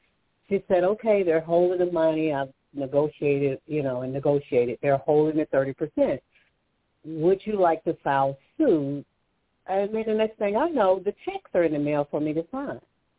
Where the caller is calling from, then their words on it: Alabama, United States; Hi, Toni. And … from Alabama.